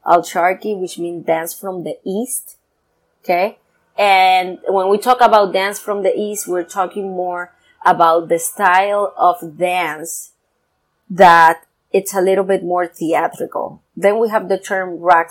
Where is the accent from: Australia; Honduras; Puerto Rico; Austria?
Puerto Rico; I come from Puerto Rico